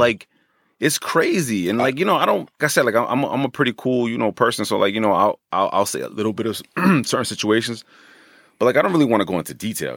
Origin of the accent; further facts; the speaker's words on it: Hackensack, New Jersey, United States; born and raised in Hackensack